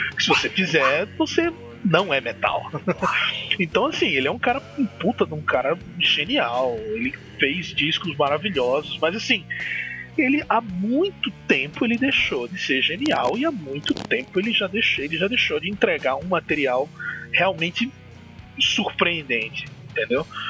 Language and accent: Portuguese; Maceió, Alagoas, Brazil; sou de Maceió, Alagoas, Nordestão